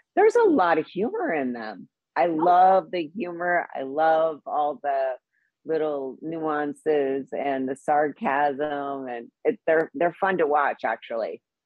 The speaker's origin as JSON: {"language": "English", "region": "Midwest", "country": "United States", "tie": "born or raised there", "moved": "yes", "lives_now": "Los Angeles, United States", "said": "I grew up, you know, in the Midwest"}